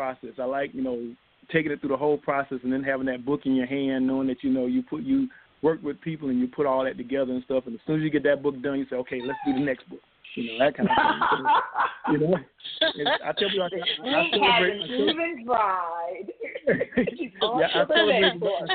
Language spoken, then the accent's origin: English; Columbus, Georgia, United States; I grew up in Columbus, Georgia, small city, you know, living in the suburbs, military family